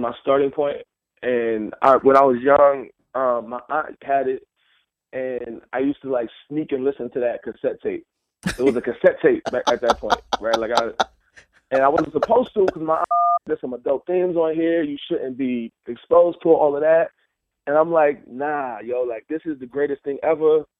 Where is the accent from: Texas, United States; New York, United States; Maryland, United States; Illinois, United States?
New York, United States; Mount Vernon; also born or lived in Cleveland, Ohio / New Haven, Connecticut; I moved to, to Mount Vernon, New York, when I was eight years old